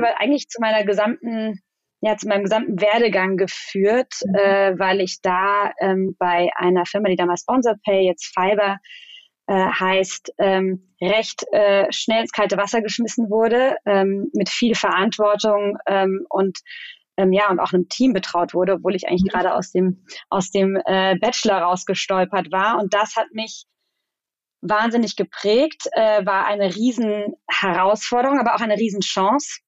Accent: Germany; also born or lived in Mannheim; now in Berlin, Germany; ich bin äh, Deutsch-Spanierin, meine Mutter ist Spanierin ähm, und ich bin zwar in Deutschland aufgewachsen

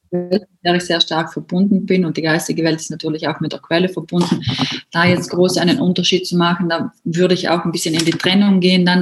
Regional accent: South Tyrol, Trentino-Alto Adige, Italy; herkommen durch aus Südtirol.

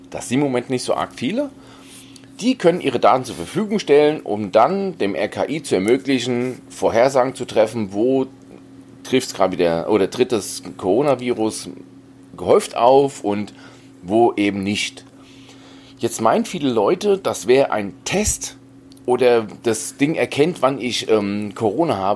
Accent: Hesse, Germany; now in Bavaria, Germany; Ich bin Hesse und bin emigriert nach Bayern, ja.

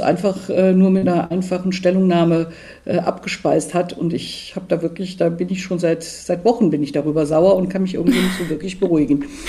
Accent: Aachen, North Rhine-Westphalia, Germany; Ich bin in der Grenzregion groß geworden. Ich komme aus Aachen, direkt an der belgisch-niederländischen Grenze

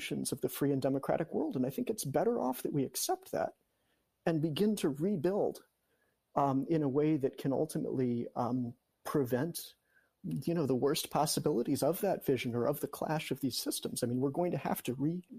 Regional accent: United States; moved away as an adult; spending all my years abroad as an American

